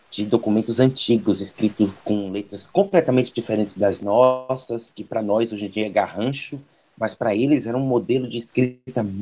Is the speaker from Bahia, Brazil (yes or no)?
yes; Santo Amaro, Bahia, Brazil; now in Salvador, Brazil; antes de morar aqui em Salvador, desde pequenininho, eu sou de Santo Amaro, né? Então, tem uma vinculação muito grande com o Recôncavo da Bahia.